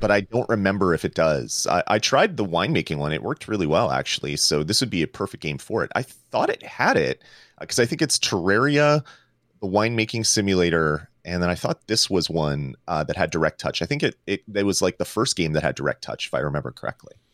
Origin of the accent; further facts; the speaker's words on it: Canada; I'm Canadian